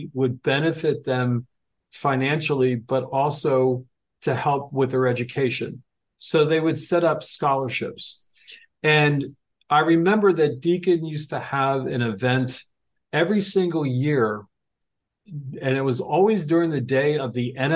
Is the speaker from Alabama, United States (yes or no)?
no; Pennsylvania, United States; Pennsylvania, my home state